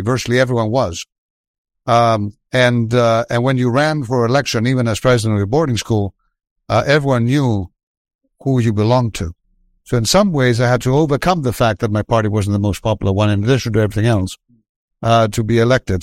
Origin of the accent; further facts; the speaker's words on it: Athens, Attica, Greece; moved away as an adult; now in United States; I was from Athens. I was from a well-off family